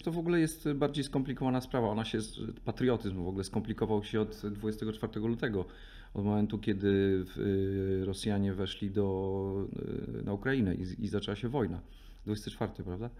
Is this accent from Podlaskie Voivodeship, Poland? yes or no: yes; Raczki, Podlaskie Voivodeship, Poland; moved away; sam pochodzę z mojego miasta, z mojego miasteczka czy miejscowości